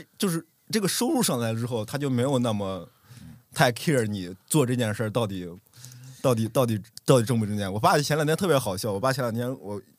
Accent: Xi'an, Shaanxi, China; now in Xiamen, China; 因为我他知道我从西安来到厦门

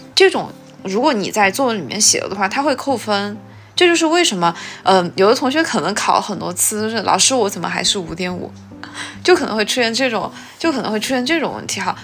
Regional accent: China; first language Chinese; 作为中国人来说，我们的母语

